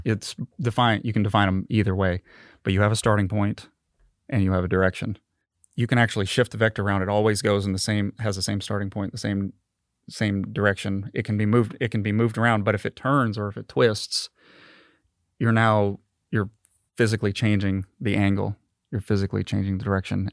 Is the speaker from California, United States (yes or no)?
yes; Marina, California, United States; now in Mississippi, United States; I was born and raised in Marina, California.